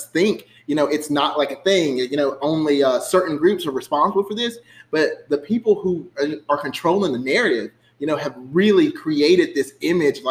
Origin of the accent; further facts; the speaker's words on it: Starkville, Mississippi, United States; I am from Starkville, Mississippi, born and raised.